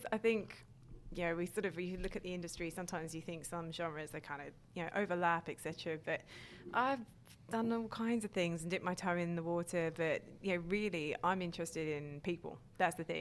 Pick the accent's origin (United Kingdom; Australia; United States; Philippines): United Kingdom; London; accent: North London; also born or lived in New Zealand; where I'm from in North London